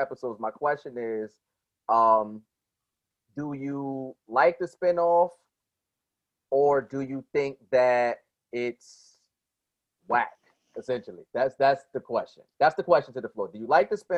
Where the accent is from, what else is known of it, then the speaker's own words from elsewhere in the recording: Paterson, New Jersey, United States; I'm from Patterson